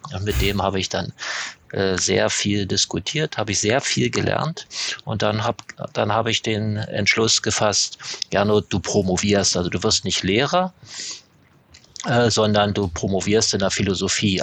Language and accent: German; East Germany, Germany; ich komme ja, komme ja aus der DDR